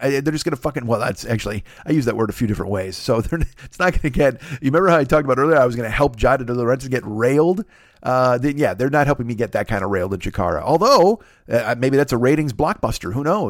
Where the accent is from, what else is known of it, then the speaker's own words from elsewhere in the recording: Chicago, Illinois, United States; I'm from Chicago.